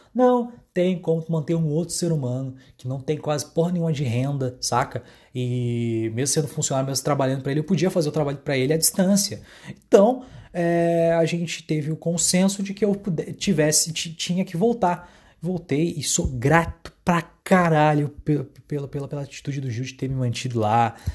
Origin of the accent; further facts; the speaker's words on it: Dom Pedrito, Rio Grande do Sul, Brazil; moved away as an adult; now in Santa Maria, Brazil; em Dom Pedrito, minha cidade natal